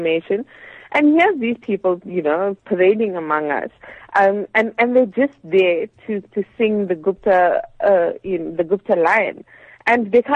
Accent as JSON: {"language": "English", "country": "South Africa", "said": "you as a South African citizen"}